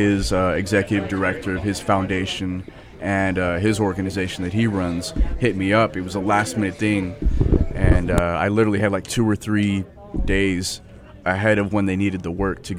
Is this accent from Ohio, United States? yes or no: no; Durango, Colorado, United States; now in Arizona, United States; My hometown's Durango.